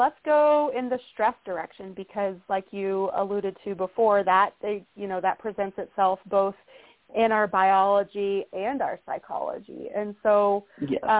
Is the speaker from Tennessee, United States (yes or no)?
yes; East Tennessee, United States; I grew up in East Tennessee